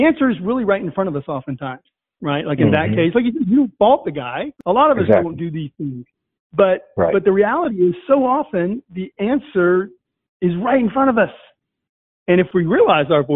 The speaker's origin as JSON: {"language": "English", "region": "Virginia", "country": "United States", "tie": "born or raised there", "said": "where I grew up in Virginia"}